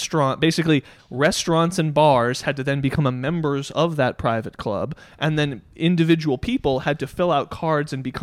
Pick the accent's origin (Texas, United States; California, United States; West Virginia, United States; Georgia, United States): Texas, United States; Dallas; We grew up in Dallas.